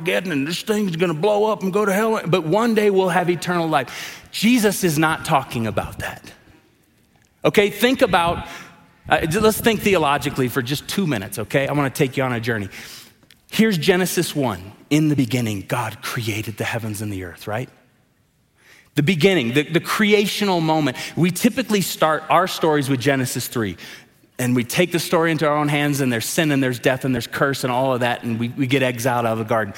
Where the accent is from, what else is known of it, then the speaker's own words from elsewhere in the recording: Tulsa, Oklahoma, United States; I grew up in Tulsa, Oklahoma, around a man named Reverend Dr. Wade Watts.